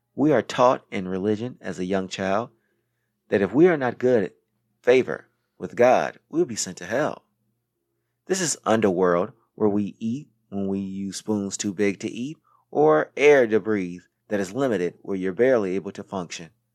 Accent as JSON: {"language": "English", "town": "Racine", "region": "Wisconsin", "country": "United States", "tie": "born or raised there", "also_born_or_lived": "South Carolina / New York City", "moved": "as an adult", "said": "I was born on September twentieth, nineteen eighty-seven, in Wisconsin. And once I was school age, I went to Jefferson Lighthouse Elementary School in Racine, Wisconsin"}